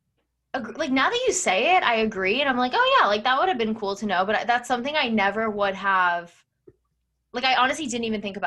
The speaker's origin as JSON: {"language": "English", "region": "New Jersey", "country": "United States", "said": "I would say I'm from New Jersey."}